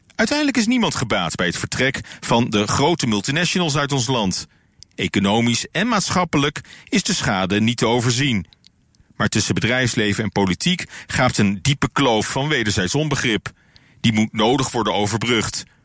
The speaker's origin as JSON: {"language": "Dutch", "country": "Netherlands"}